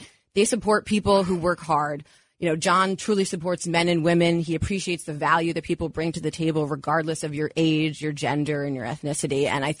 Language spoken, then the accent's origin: English; Westchester, New York, United States; also born or lived in Cleveland; I grew up in Westchester